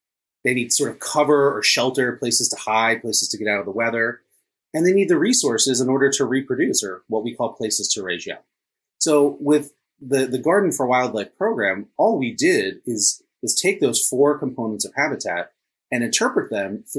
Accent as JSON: {"language": "English", "region": "New Jersey", "country": "United States", "tie": "born or raised there", "also_born_or_lived": "Washington, D.C.", "moved": "as an adult", "said": "I grew up here in New Jersey"}